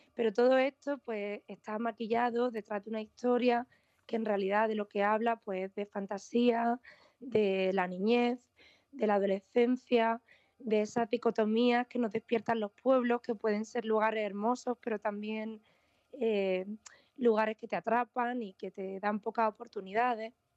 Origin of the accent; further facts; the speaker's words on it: Vega de Granada, Andalusia, Spain; moved away as an adult; also born or lived in Los Angeles, United States; vuelvo a la Vega de Granada, donde yo crecí, donde pasé mi infancia, mi adolescencia